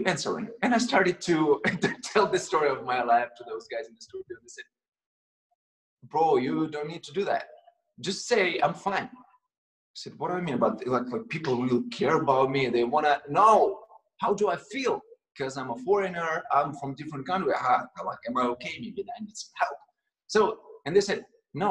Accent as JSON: {"language": "English", "country": "Russia", "tie": "born or raised there", "second_language": "English", "moved": "as an adult", "lives_now": "United States", "said": "I came from Russia"}